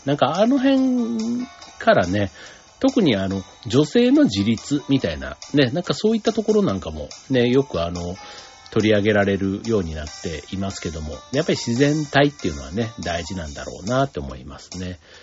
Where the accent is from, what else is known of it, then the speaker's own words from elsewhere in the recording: Osaka, Japan; moved away as an adult; 実家みたいなところ、ね、離れて、大阪のを離れてもうね、二十数年になりますけども